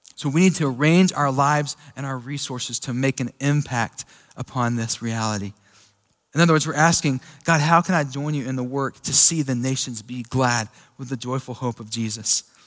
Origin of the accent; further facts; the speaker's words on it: Sweetwater, United States; me growing up in Sweetwater